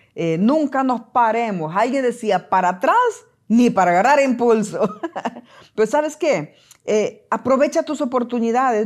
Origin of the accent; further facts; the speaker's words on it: El Salvador; moved away; cuando yo trabajé en mi país, El Salvador